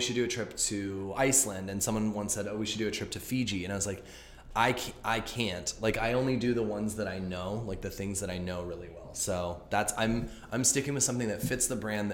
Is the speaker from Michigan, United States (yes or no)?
no; Los Angeles, California, United States; I'm from here, I'm from Los Angeles